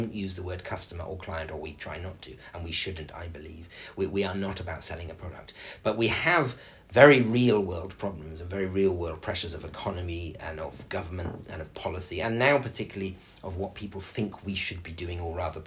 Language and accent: English; England, United Kingdom; now in Dubai, United Arab Emirates; a very small rural school in where I grew up in England